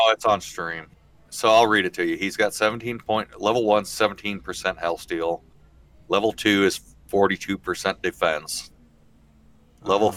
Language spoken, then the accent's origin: English; Midwest, United States; I'm from the Midwest